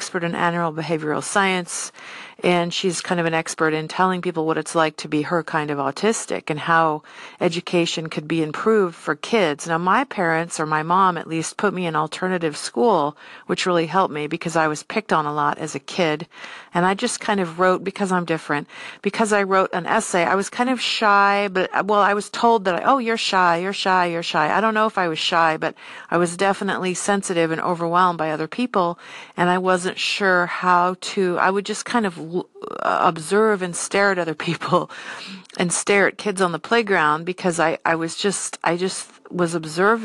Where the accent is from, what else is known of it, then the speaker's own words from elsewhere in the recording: San Diego, California, United States; now in Seattle, United States; I grew up in San Diego, California, lots of Mexican culture there